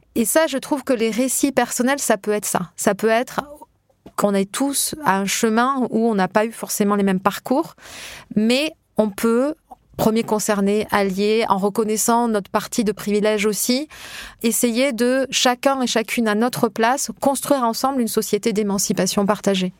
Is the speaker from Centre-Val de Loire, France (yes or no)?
no; Hautes-Pyrénées, Occitania, France; moved away; je suis des, des Hautes-Pyrénées, dans un petit village euh, de pré-montagne